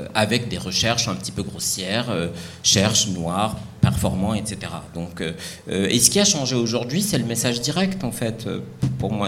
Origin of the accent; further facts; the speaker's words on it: Morocco; moved away; je viens du Maroc, j'ai grandi au Maroc